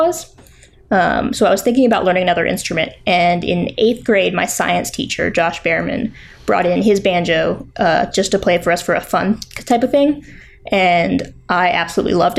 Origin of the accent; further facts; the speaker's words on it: Richmond, Virginia, United States; moved away as an adult; now in Asheville, United States; I'm originally from Richmond, Virginia. Yeah. And I've lived there most of my life.